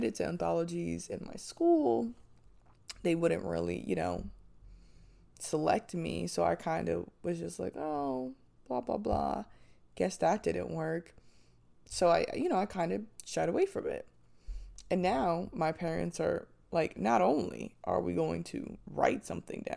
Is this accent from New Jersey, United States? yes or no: yes; Manchester Township, New Jersey, United States; moved away; I'm from a small town. It's called Manchester Township